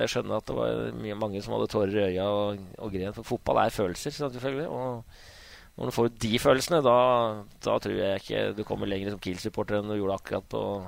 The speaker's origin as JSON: {"language": "Norwegian", "town": "Hamar", "region": "Innlandet", "country": "Norway", "tie": "born or raised there", "also_born_or_lived": "Bremen", "moved": "as an adult", "said": "jeg er jo født og oppvokst på Hamar"}